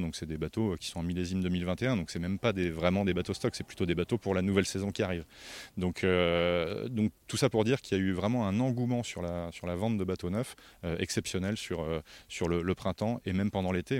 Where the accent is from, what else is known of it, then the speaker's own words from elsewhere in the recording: France; ici, chez nous, en France